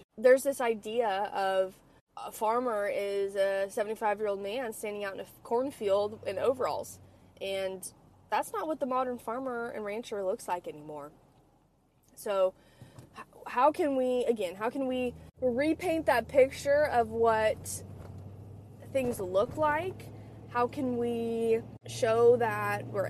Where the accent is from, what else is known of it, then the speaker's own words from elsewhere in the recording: California, United States; now in Texas, United States; I'm from California and I live in Texas